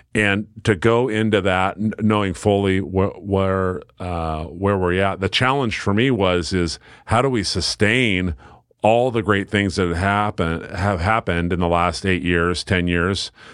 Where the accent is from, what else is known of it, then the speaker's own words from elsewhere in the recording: Silverton, Oregon, United States; fabulous, positive experience growing up in Silverton.